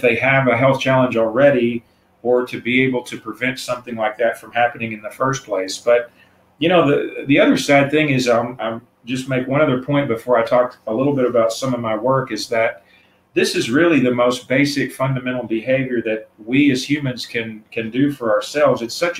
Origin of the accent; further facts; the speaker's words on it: the South, United States; And being a Southerner, I mean, I'm the kind of person who grew up eating beef at every meal every day.